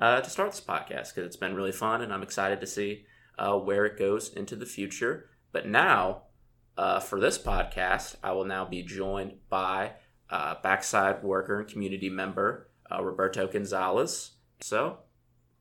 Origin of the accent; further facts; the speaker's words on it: Louisville, Kentucky, United States; I'm from Louisville